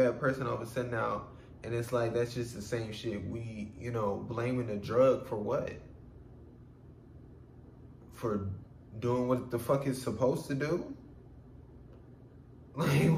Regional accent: United States; I'm from America

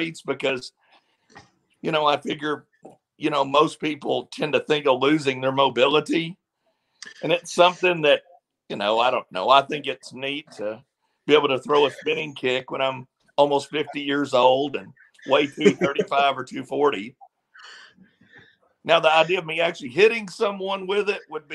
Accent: Benton, Kentucky, United States; moved away; also born or lived in Nashville; I'm from Benton, Kentucky.

